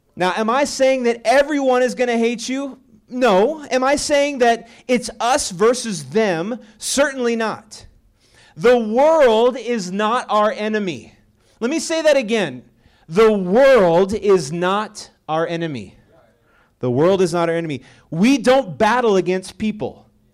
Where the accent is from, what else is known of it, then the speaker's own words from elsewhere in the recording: Texas, United States; moved away; also born or lived in Colorado; I'm originally from Texas